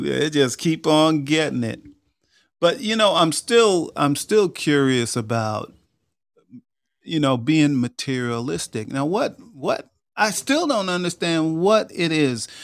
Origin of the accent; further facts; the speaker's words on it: Long Island, New York, United States; moved away as an adult; I grew up in New York. I grew up in Long Island. I was there for the first twenty-two years of my life